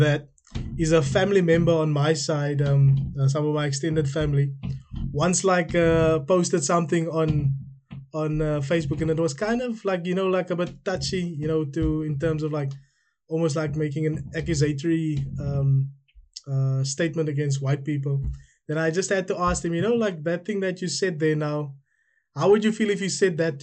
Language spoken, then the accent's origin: English; South Africa; now in United Kingdom